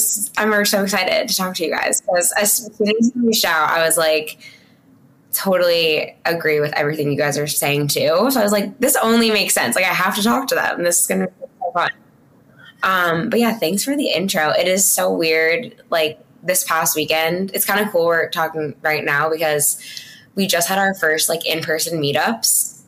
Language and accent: English; New York, United States; also born or lived in Delaware; so I'm from New York though. So I moved home like everybody else and with my parents